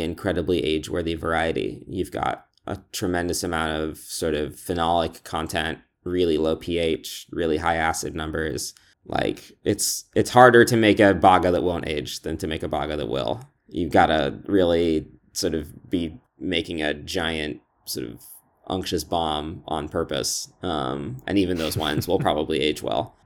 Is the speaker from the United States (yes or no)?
no; Scotland, United Kingdom; I was born in Scotland